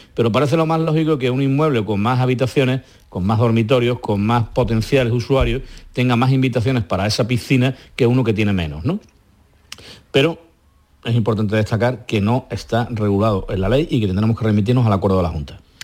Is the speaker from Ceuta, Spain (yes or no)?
no; Andalusia, Spain; nuestras cálidas tierras de Andalucía